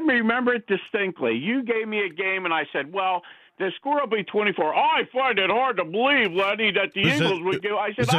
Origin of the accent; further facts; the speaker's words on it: England, United Kingdom; Nah, hey, John, you know something? I'm from England.